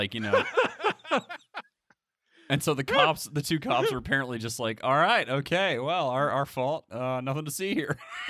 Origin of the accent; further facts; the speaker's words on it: Cobb County, Georgia, United States; I'm from Cobb County